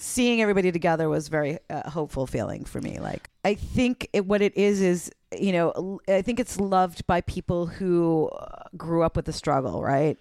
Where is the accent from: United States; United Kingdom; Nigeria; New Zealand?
United States; East Coast; I grew up on the East Coast